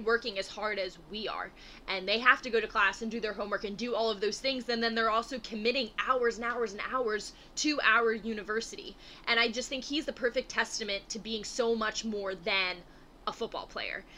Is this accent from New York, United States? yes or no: no; Philadelphia, Pennsylvania, United States; moved away; it feels good to be back in Philadelphia